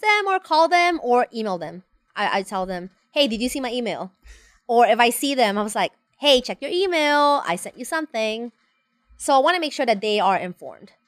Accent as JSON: {"language": "English", "country": "Honduras", "tie": "born or raised there", "moved": "as an adult", "lives_now": "United States", "said": "I was born and raised in Honduras"}